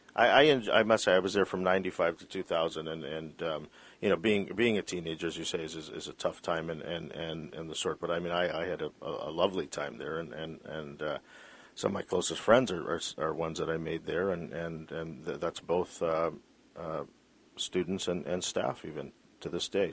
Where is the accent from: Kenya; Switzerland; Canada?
Canada; British Columbia; as a British Columbian